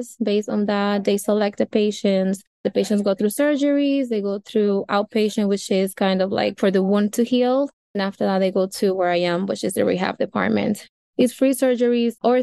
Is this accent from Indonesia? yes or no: no; Dominican Republic; now in New York, United States; I am originally from the Dominican Republic, which is an island right next to Haiti